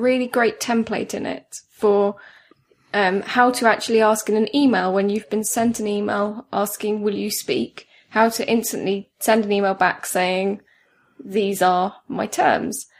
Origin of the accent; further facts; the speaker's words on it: Surrey, South East England, United Kingdom; I'm from Surrey